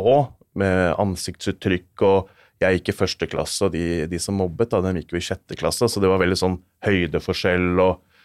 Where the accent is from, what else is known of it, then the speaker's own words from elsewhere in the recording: Asker, Akershus, Norway; jeg er født og oppvokst i Asker